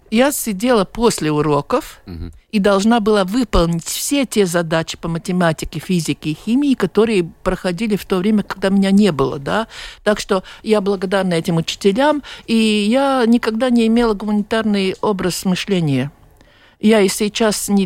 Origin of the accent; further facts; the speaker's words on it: Latvia; я была из Латвии